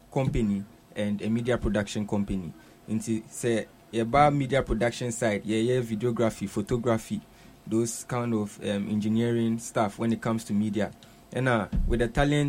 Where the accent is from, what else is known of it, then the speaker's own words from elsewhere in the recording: Accra, Greater Accra, Ghana; I was born here in Accra and then I gained admission to Accra Academy after JHS